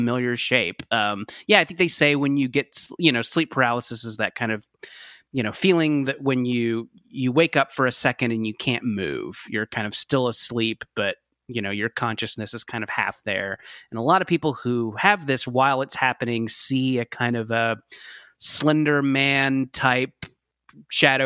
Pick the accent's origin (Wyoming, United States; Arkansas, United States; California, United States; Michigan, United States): California, United States; Orange County; I grew up in Orange County, so maybe like an hour south of LA, kind of in the Disneyland area